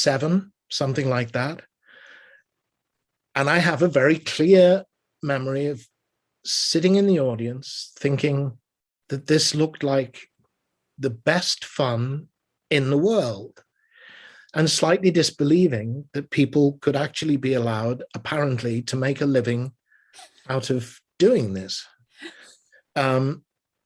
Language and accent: English; Liverpool, North West England, United Kingdom; moved away; We'd go as a family to the Empire Theatre in Liverpool, which was where I was born and raised in England